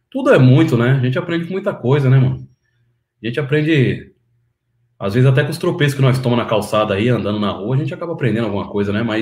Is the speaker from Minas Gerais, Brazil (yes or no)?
no; São Paulo, Brazil; born there; Nasci em São Paulo. Minha família é tudo da Bahia, né? Mas eu nasci em São Paulo. Que bairro? Eu nasci no Butantã, ali no, no, no quilômetro 15 da Raposo Tavares.